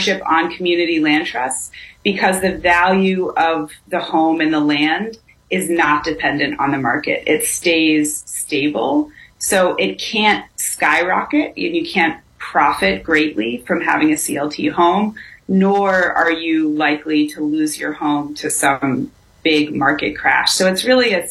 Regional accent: Cambridge, Massachusetts, United States; I grew up in Cambridge, Massachusetts

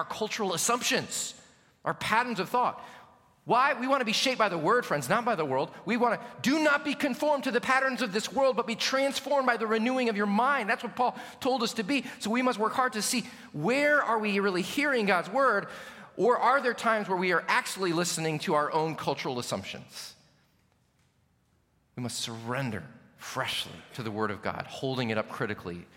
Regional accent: United States; especially American Christians

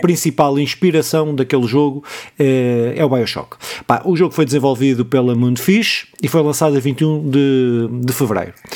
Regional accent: Pontével, Santarém District, Portugal; na minha terra, nos Casais dos Lagartos

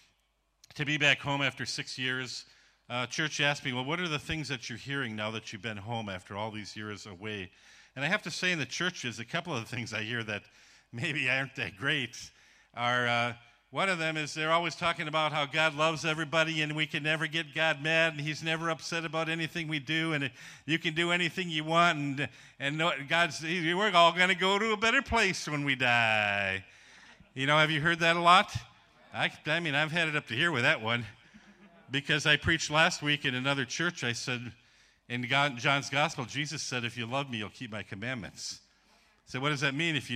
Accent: Ironwood, Michigan, United States; moved away as an adult; also born or lived in Hurley, Wisconsin / Ukraine; now in Georgia; I grew up in a place called Ironwood, Michigan

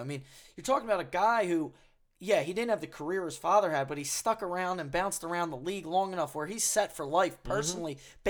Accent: United States; We're American.

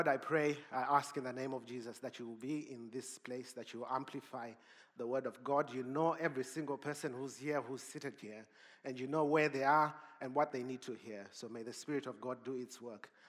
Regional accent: Zimbabwe; moved away; also born or lived in Cape Town; I'm from Zimbabwe

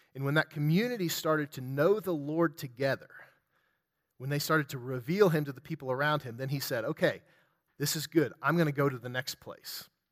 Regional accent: West Virginia, United States; I'm from West Virginia

